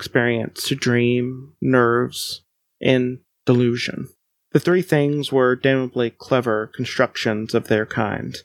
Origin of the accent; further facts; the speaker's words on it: Central Kentucky, United States; I'm not technically from Appalachia, so I'm from Central Kentucky.